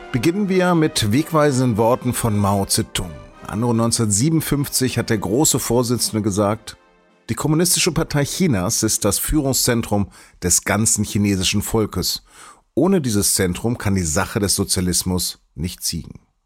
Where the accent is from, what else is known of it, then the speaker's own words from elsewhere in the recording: Hanover, Lower Saxony, Germany; Als gebürtiger Hannoveraner